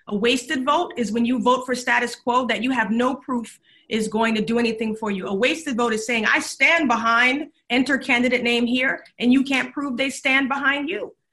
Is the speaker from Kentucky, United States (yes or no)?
no; Charleston, South Carolina, United States; now in Texas, United States; I'm from Charleston, South Carolina, originally